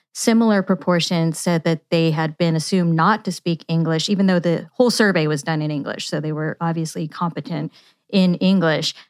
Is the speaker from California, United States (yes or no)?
yes; Yuba City, California, United States; I grew up in Yuba City, California